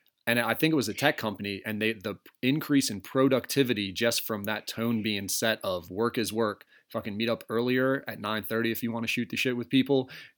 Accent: Tasmania, Australia; if I fly over to the States and like, I say I'm from Tasmania, do they think I'm just going to wreck shit, start spinning around, go nuts?

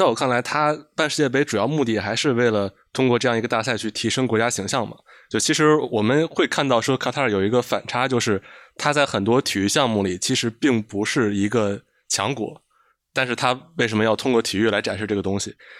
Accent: China; 就其实这个我们中国人应该也很能共情，比如我们也举办过两两届奥运会

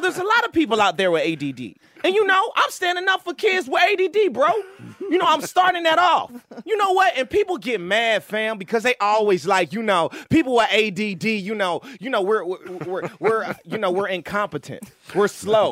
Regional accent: Virginia, United States; moved away; I was a kid from Virginia

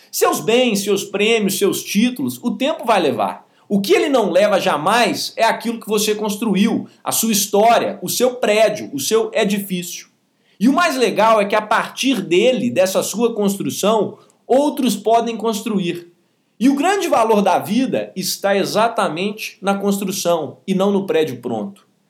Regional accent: Belo Horizonte, Minas Gerais, Brazil; nascido em 3 de 2 de 1997, em Belo Horizonte

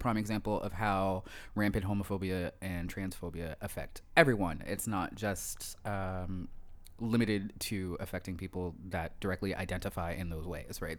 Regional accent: Sharon Hill, Pennsylvania, United States; moved away as an adult; also born or lived in Philadelphia; now in Toronto, Canada; I grew up in a small town right outside of Philadelphia. I grew up in Sharon Hill, Pennsylvania.

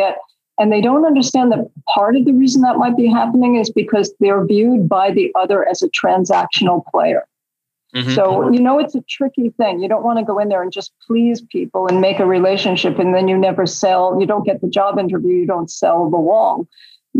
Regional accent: New York City, New York, United States; I grew up in Queens

